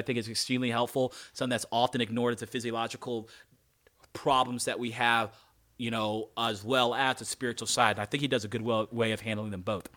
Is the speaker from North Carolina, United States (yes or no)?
yes; North Carolina, United States; I'm a black guy and I grew up in North Carolina.